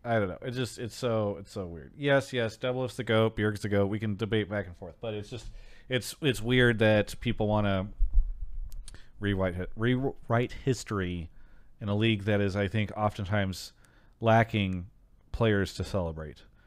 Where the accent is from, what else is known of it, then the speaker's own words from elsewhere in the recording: Temecula, California, United States; I grew up, uh, for s, many years in Temecula